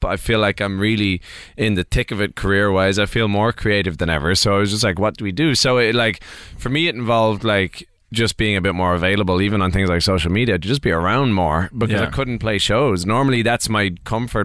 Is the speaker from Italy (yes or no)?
no; Ireland; I'm an Irish singer-songwriter